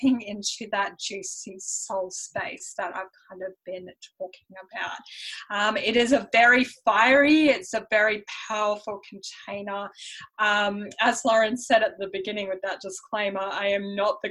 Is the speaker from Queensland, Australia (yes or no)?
yes; Brisbane, Queensland, Australia; accent: Australian mixed with European; born in Australia, just have a European parent